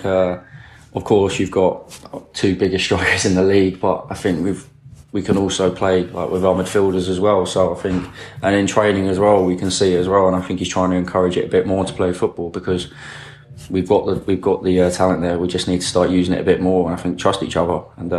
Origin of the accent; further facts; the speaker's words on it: Charlton, London, United Kingdom; As growing up in Charlton as well, like you know about Luton, so it's like, you can't dismiss it, really.